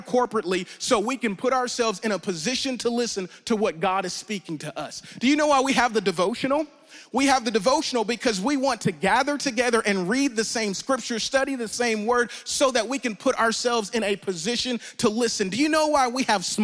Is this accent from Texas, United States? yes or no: no; Louisiana, United States; I'm from Louisiana